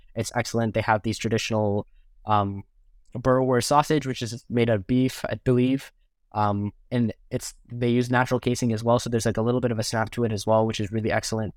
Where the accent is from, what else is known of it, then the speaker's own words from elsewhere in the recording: Mississauga, Ontario, Canada; I'm born and raised in Mississauga, which is the sub, the first suburb outside of Toronto.